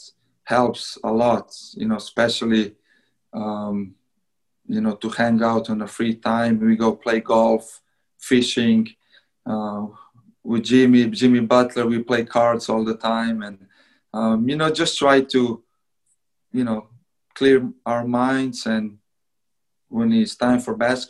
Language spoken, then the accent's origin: English; Slovenia; moved away; I'm from Slovenia, it's only 2 million people